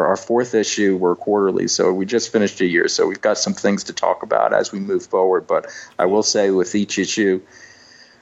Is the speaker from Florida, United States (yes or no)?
yes; Miami, Florida, United States; I grew up in Miami